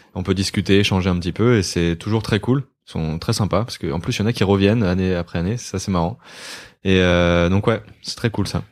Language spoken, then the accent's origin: French; Côtes-d'Armor, Brittany, France; moved away as an adult; je viens de Côte d'Armor. J'ai vécu 19 20 ans là-bas.